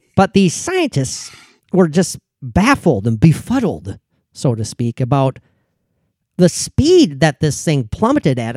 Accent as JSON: {"language": "English", "region": "Minnesota", "country": "United States", "said": "as a Minnesotan"}